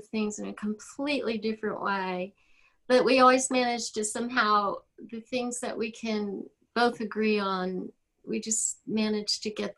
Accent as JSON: {"language": "English", "town": "New Orleans", "region": "Louisiana", "country": "United States", "tie": "born or raised there", "also_born_or_lived": "Austin, Texas", "moved": "as an adult", "said": "I grew up in New Orleans, but I wound up in going to college at UT."}